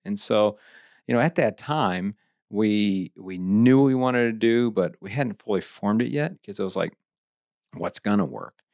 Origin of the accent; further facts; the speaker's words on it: Eldon, Missouri, United States; I had a great time growing up in Lake of the Ozarks.